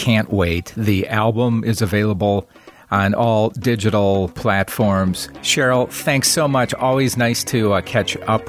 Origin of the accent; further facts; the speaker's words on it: Wisconsin, United States; moved away; I'm from Wisconsin originally